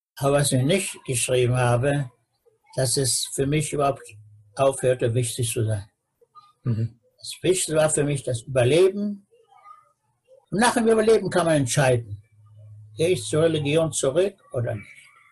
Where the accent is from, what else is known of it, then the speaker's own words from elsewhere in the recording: Peine, Lower Saxony, Germany; now in Israel; meiner Geburtsstadt Peine